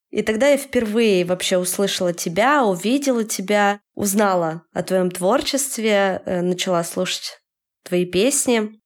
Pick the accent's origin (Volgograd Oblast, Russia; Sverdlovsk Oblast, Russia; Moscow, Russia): Sverdlovsk Oblast, Russia; Yekaterinburg; я хочу из Екатеринбурга, в котором я живу всю свою жизнь, переехать в Петербург